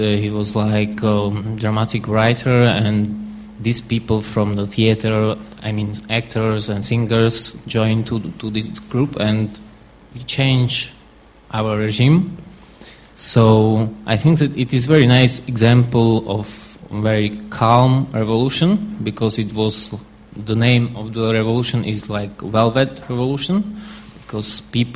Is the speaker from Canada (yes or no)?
no; Slovakia; I come from Slovakia